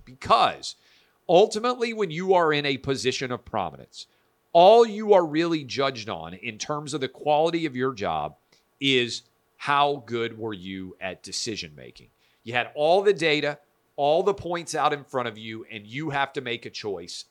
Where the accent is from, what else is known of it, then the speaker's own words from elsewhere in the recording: Nashville, Tennessee, United States; Nashville, Tennessee, my hometown